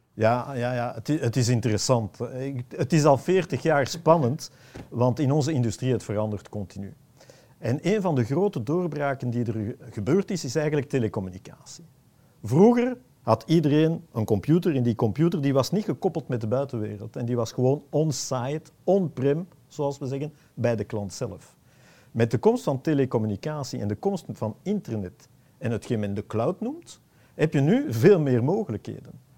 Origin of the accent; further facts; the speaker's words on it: Antwerp, Flanders, Belgium; ik ben een Antwerpenaar